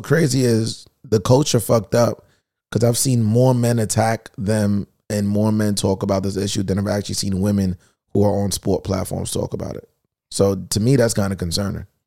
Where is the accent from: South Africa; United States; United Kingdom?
United States; New York City, New York; I'm from Queens